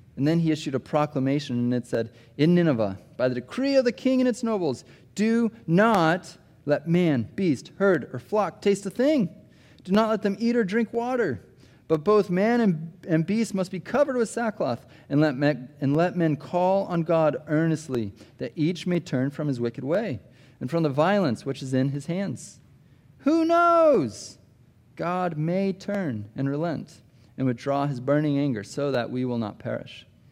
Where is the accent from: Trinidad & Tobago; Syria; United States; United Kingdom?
United States; Des Moines, Iowa; moved away; I grew up in Iowa, Des Moines, Iowa